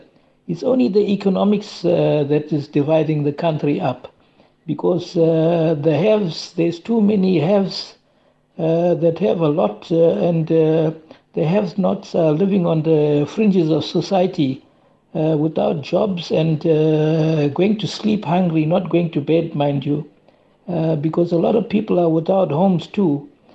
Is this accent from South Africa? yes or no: yes; South Africa; I'm of Indian origin, but I was born here, and I speak good isiZulu, and I consider myself an African.